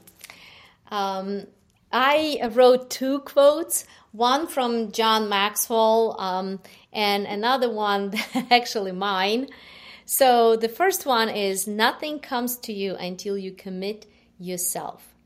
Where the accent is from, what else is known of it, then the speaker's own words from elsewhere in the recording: Ukraine; English is a second language; moved away as an adult; I was born, uh, in Ukraine. You, you could hear, um, from my, judge from my accent. Uh, half of my life I lived in Ukraine